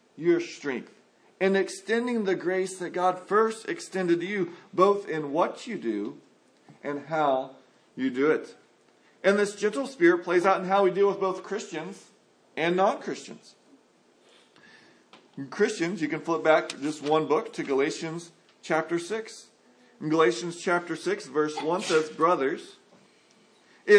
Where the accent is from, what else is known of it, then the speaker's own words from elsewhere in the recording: San Antonio, Texas, United States; I grew up in San Antonio, Texas